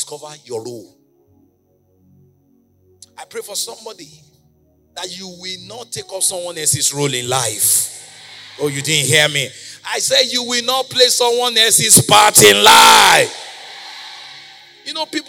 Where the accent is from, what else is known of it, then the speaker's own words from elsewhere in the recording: Nigeria; moved away as an adult; now in United States; I'm a Nigerian missionary sent by God to America.